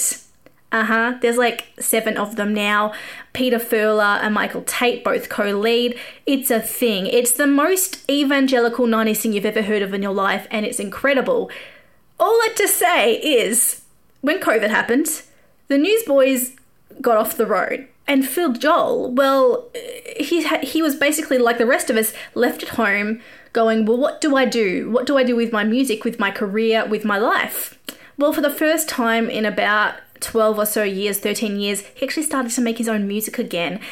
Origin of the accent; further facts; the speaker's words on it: Australia; accent: Australian; I grew up an evangelical kid. I used to sing songs on the steps at school and tell people about Jesus. And like, this would have been odd in America, but this was in Australia